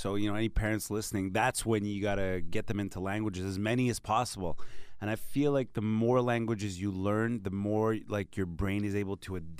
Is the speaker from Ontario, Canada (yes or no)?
no; Montreal, Quebec, Canada; And then I had to learn French because I'm from Montreal.